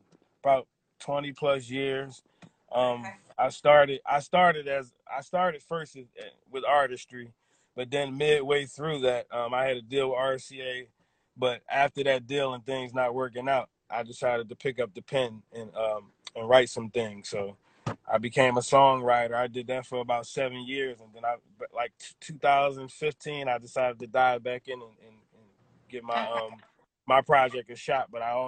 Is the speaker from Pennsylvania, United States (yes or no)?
yes; Philadelphia, Pennsylvania, United States; I'm from Philly.